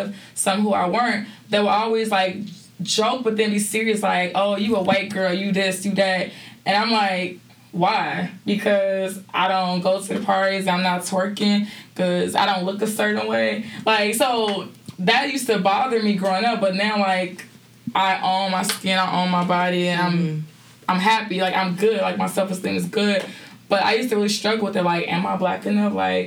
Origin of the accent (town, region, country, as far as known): Chicago, Illinois, United States